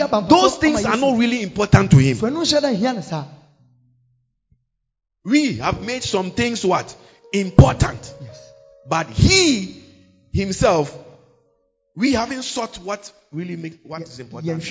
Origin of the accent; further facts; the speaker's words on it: Ghana; So we are Ghanaian.